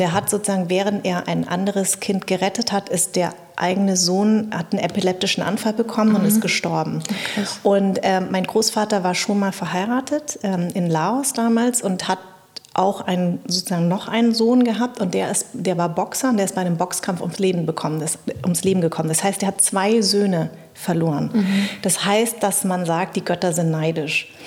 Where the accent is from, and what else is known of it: Darmstadt, Hesse, Germany; born or raised there